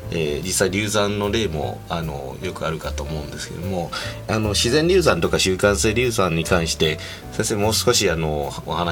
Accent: Kansai, Japan; ええー、もう僕は関西出身なので

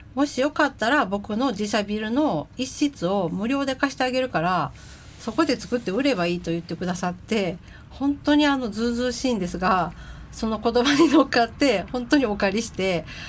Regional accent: Kyoto, Japan; now in Tokyo, Japan; 京都の京都生まれ京都育ちになります

